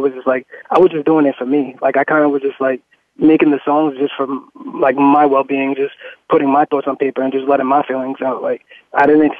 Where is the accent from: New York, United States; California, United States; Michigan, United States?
New York, United States; New York City; I'm from Staten Island, New York